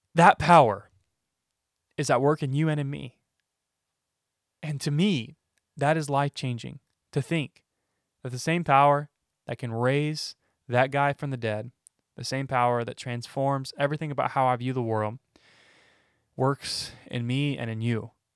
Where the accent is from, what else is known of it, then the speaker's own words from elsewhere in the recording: Alabama, United States; am I a Christian because I was born in Alabama